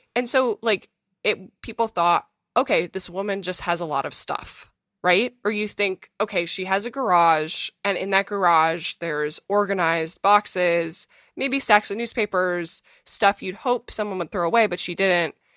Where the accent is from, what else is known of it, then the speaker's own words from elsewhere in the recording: Minnesota, United States; moved away as an adult; now in New York City, United States; I was born in Minnesota, to a two-parent family